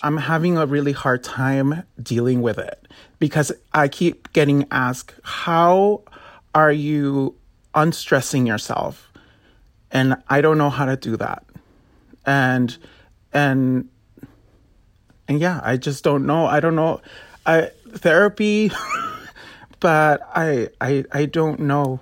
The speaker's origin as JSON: {"language": "English", "town": "Los Angeles", "region": "California", "country": "United States", "tie": "born or raised there", "said": "I'm originally from South Central L"}